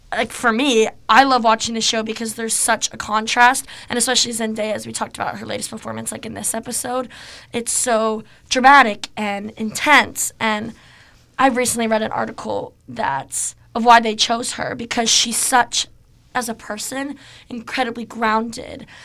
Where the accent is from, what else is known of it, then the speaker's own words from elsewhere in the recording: Seattle, Washington, United States; I'm from Seattle